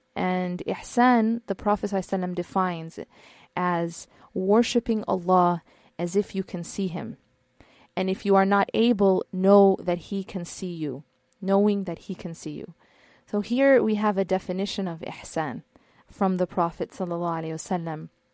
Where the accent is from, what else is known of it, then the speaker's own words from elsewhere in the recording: Midwest, United States; now in California, United States; I'm not from California. I'm from the Midwest